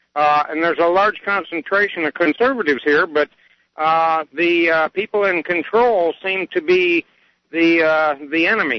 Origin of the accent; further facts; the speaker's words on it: Michigan, United States; now in Montana, United States; Well, I'm originally from Michigan, but I've been many years gone from that country.